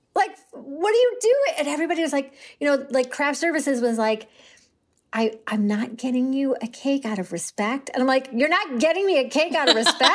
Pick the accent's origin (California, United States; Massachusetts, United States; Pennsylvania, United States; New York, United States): New York, United States; Syracuse; I grew up in Syracuse